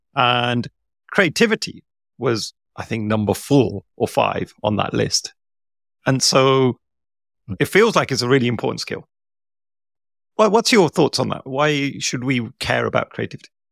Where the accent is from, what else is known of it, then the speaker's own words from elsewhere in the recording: India; as an Indian person